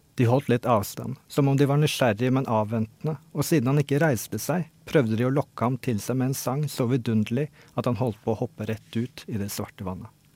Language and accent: Norwegian; Norway; also born or lived in Oslo; jeg flytta jo ut fra Oslo ut på bygda i barndommen da jeg var en, sånn, eh, ja, åtte år eller noe